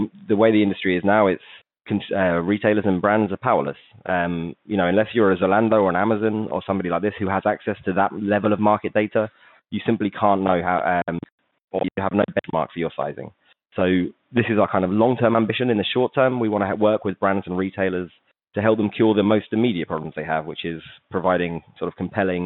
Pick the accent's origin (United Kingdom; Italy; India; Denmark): United Kingdom; England; moved away as an adult; also born or lived in Manchester; now in Barcelona, Spain; as I've probably given away from my accent, I'm English